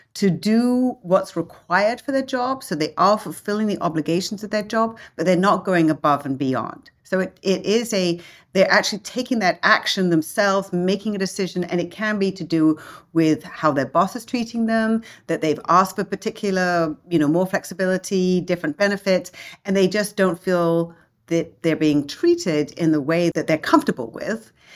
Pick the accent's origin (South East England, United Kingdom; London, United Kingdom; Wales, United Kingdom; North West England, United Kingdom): London, United Kingdom; moved away as an adult; also born or lived in Hong Kong / Germany / Italy / France; now in United States; English, grew up in London.